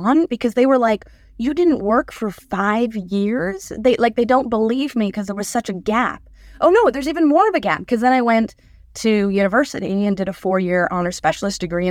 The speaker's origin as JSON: {"language": "English", "country": "Canada", "moved": "as an adult", "lives_now": "United States", "said": "as a Canadian"}